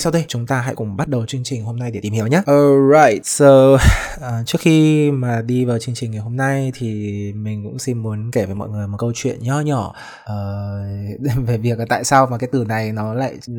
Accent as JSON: {"language": "Vietnamese", "region": "Haiphong", "country": "Vietnam", "tie": "born or raised there", "said": "mình thì là sinh ra tại Hải Phòng"}